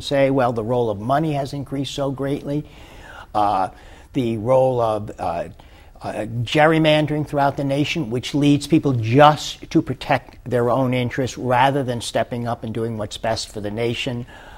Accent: Long Beach, California, United States; And so the fact that, we come from California, and we're also in a wonderful city, Long Beach, which tends to confront problems fairly quickly and move quickly.

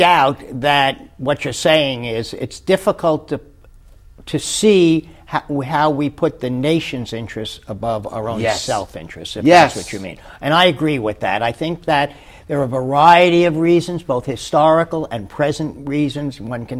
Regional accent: Long Beach, California, United States; And so the fact that, we come from California, and we're also in a wonderful city, Long Beach, which tends to confront problems fairly quickly and move quickly.

